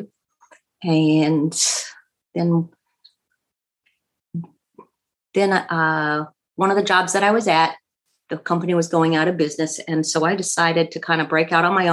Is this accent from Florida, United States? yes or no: yes; Fort Pierce, Florida, United States; now in Jupiter, United States; I grew up in Fort Pierce, which is about an hour north of where I am now in Jupiter